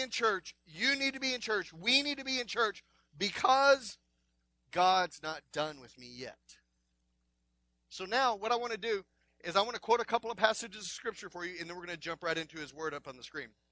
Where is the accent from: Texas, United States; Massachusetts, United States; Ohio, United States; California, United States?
Texas, United States; I'm from Texas.